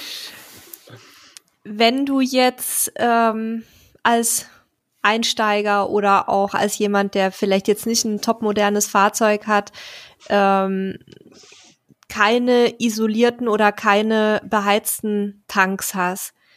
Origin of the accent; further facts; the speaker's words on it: Bavaria, Germany; meine Heimat